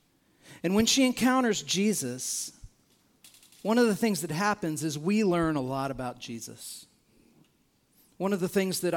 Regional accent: United States; as an American

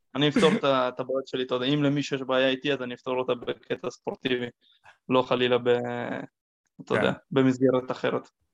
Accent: Israel; נולדתי בארץ, ואני יהודי וכל המשפחה שלי יהודים

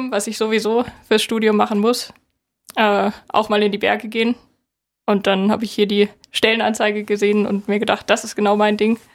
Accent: Northern Germany, Germany; Ich komme aus Norddeutschland.

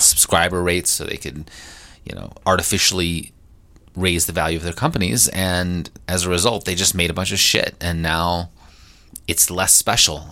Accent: Statesville, North Carolina, United States; my hometown of Statesville, North Carolina

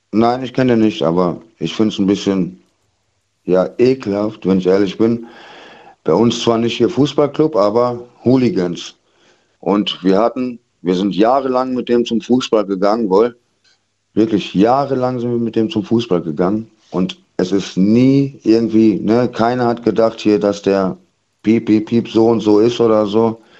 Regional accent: Kaiserslautern, Rhineland-Palatinate, Germany; Aus Lautern. Ich komme okay. aus Waldkaiserslautern.

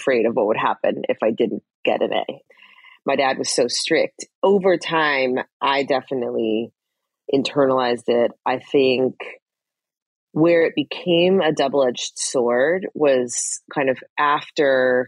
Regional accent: Fort Collins, Colorado, United States; moved away; I grew up in Fort Collins, Colorado, which is about an hour north

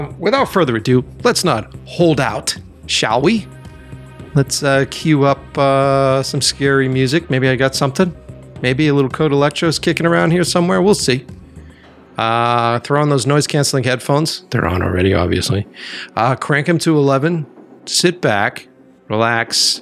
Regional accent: Framingham, Massachusetts, United States; also born or lived in Brighton, Boston / Watertown; born in Brighton, and then I grew up, went to school in Framingham, and then I lived in Watertown for years.

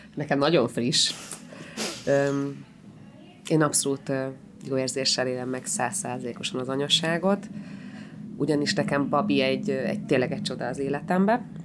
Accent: Hungary; also born or lived in Israel; magyar vagyok

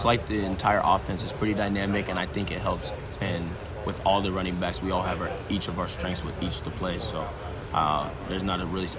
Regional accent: Lawrence, Kansas, United States; it's definitely awesome feeling being in my hometown playing here.

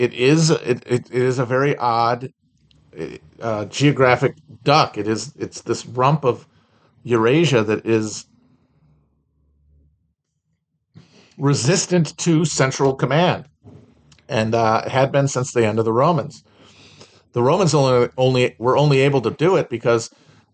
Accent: United States; I'm an American

